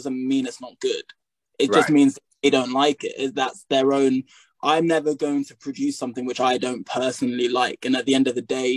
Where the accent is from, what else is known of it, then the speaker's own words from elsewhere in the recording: United Kingdom; also born or lived in United States; now in England; I'm British, you know, I was only in America for a year